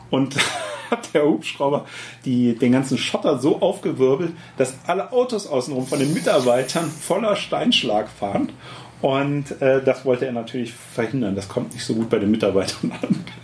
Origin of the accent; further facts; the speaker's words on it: Lower Saxony, Germany; Ich bin Niedersachse.